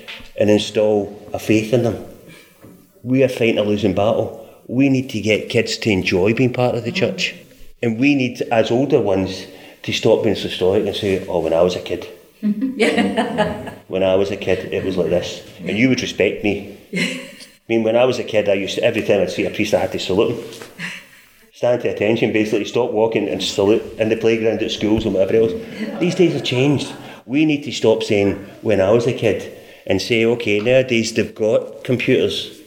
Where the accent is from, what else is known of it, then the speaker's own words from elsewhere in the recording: Scotland, United Kingdom; moved away; I was brought up in Scotland.